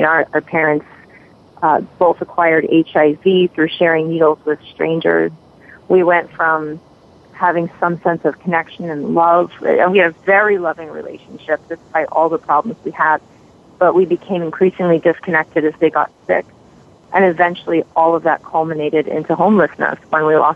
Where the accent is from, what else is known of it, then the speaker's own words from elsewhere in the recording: New York City, New York, United States; I was raised in the Bronx in New York City